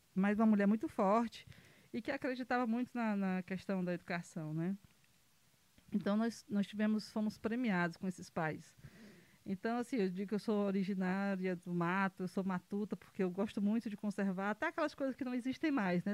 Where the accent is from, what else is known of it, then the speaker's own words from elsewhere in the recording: Pedra Branca, Brazil; Sou, sou do município de Pedra Branca